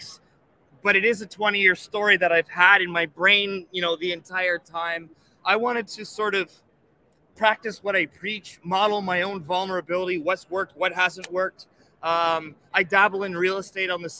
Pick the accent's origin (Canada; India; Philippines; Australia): Canada; I'm from Canada